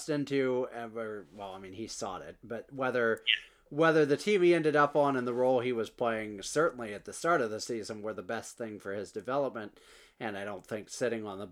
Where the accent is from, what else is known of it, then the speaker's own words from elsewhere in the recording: United States; as an American